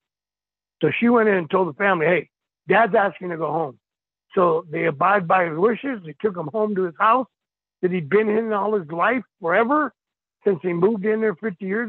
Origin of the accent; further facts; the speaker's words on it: El Paso, Texas, United States; I'm from El Paso, Texas